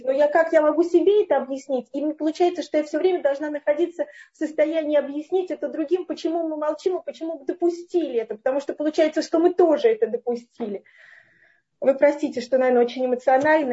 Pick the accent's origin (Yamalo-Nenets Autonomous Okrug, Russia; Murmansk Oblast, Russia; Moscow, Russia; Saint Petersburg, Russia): Moscow, Russia; Я вообще из Москвы